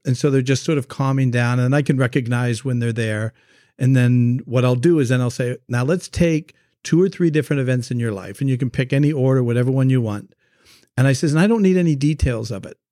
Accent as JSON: {"language": "English", "country": "Canada", "moved": "as an adult", "lives_now": "United States", "said": "I'm originally from Canada, so when we moved down to the United States"}